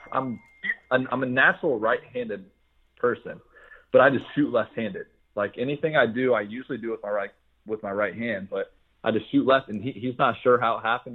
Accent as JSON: {"language": "English", "town": "Franklin", "region": "Ohio", "country": "United States", "tie": "born or raised there", "moved": "as an adult", "said": "Franklin, the city where I live, like everybody is really close"}